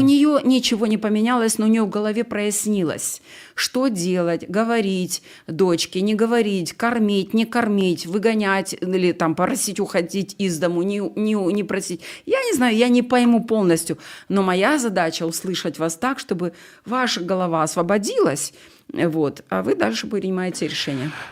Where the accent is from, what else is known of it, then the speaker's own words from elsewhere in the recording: Ukraine; я украинка